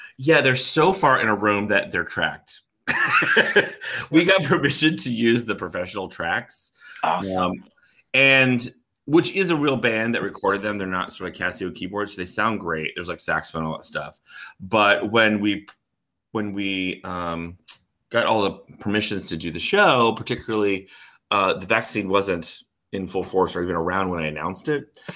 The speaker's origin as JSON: {"language": "English", "town": "Orlando", "region": "Florida", "country": "United States", "tie": "born or raised there", "also_born_or_lived": "North Carolina", "moved": "as an adult", "lives_now": "Oklahoma City, United States", "said": "I grew up in Orlando, Florida"}